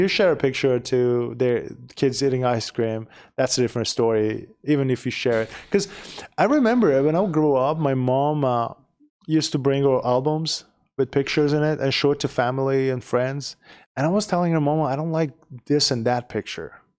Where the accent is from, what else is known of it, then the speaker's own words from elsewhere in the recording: Iran; first language Persian; English is a second language; moved away as an adult; now in United States; We, we are from Iran, we speak Persian